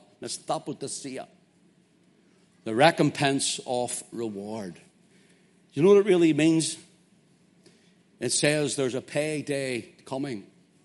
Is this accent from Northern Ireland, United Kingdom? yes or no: yes; Belfast, Northern Ireland, United Kingdom; I'm from Belfast, so what do you think?